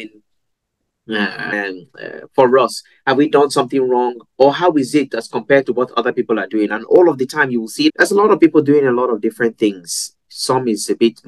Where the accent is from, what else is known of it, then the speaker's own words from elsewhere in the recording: Nigeria; moved away; also born or lived in Europe; growing up in Nigeria